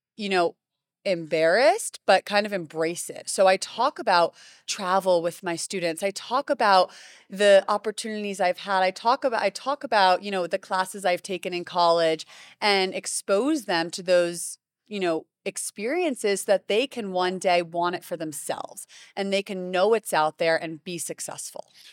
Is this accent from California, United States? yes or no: no; Greenwich, Connecticut, United States; moved away as an adult; now in Miami, United States; I grew up in Connecticut